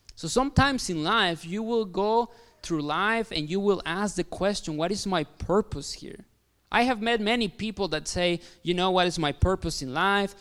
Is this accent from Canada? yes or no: no; Mexico; English is a second language; moved away as an adult; also born or lived in Kansas City, United States; now in Bourbonnais, United States; I am Mexican. Yes, yes, I am from Mexico. I know what you're thinking, like, like, "Jeez, this guy has an accent. Where is he from?" So I'm from Mexico. Uh, I was born there.